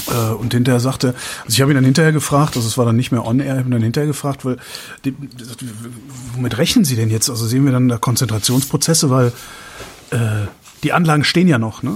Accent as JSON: {"language": "German", "country": "Germany", "said": "wir sind ja Deutsche"}